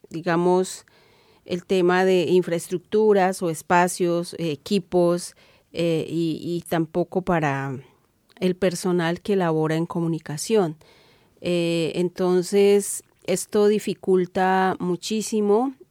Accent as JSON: {"language": "Spanish", "region": "Cauca", "country": "Colombia", "said": "soy comunicadora indígena del Cauca en Colombia."}